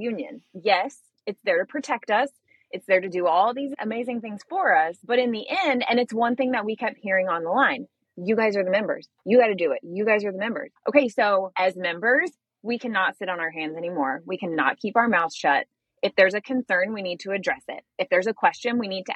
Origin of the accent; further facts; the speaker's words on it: the South, United States; I'm from the South.